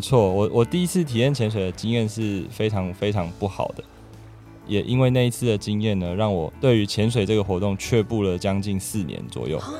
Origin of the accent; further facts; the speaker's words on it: Taipei, Taiwan; moved away as an adult; also born or lived in southern Taiwan; 我是台北人，不过现在在南部工作跟生活